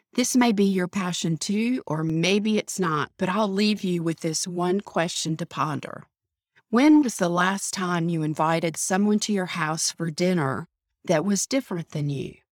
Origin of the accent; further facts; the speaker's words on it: the South, United States; Growing up in the South, as I did